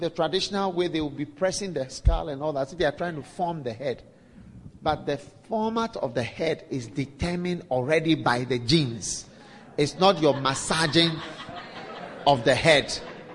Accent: Ghana; I'm predestined to be in Ghana and from Ghana

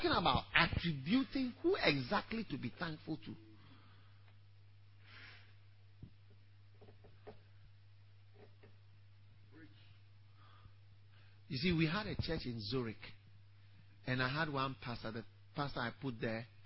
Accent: Ghana; I am coming from Kolegono in Ghana.

